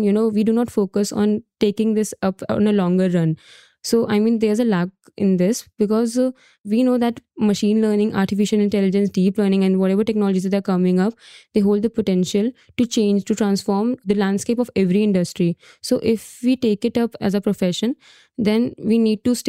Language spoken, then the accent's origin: English; India; I'm from India